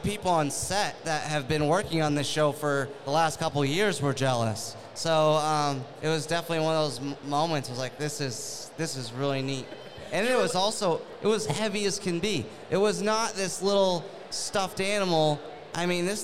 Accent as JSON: {"language": "English", "region": "New Hampshire", "country": "United States", "moved": "yes", "said": "I'm from New Hampshire originally"}